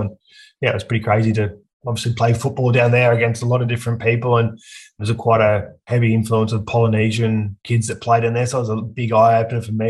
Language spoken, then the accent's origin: English; Aberdeen, New South Wales, Australia; also born or lived in Scone, New South Wales; now in Newcastle, Australia; I grew up in a small country town called Aberdeen, which is about an hour and a half north of Newcastle